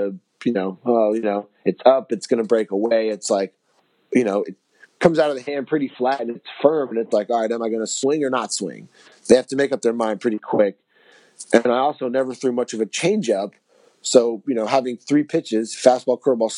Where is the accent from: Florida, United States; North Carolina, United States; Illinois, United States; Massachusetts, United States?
Florida, United States; South; I'm from South Florida, so the heat doesn't bother me in the summer